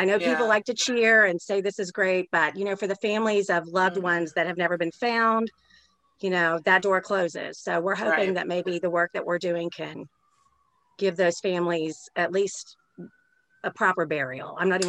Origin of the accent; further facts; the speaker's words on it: Florida, United States; also born or lived in Daytona / Gainesville; I went to seven different schools growing up. So I write a lot about places I've lived. I grew up in South Florida. You know, I lived in Daytona when Eileen Wuornos was hunting.